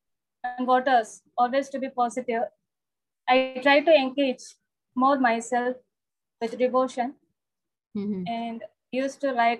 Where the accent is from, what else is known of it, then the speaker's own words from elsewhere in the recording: Salem, Tamil Nadu, India; My native is Salem. Born and brought up in Salem, only